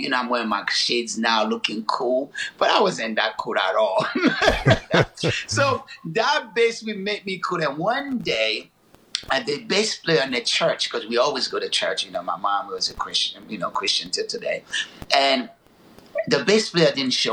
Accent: Haiti; moved away; also born or lived in Newark, New Jersey, United States; I grew up in Haiti

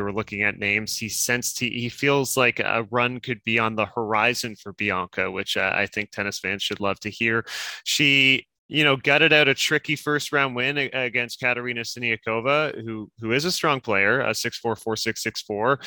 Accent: Canada

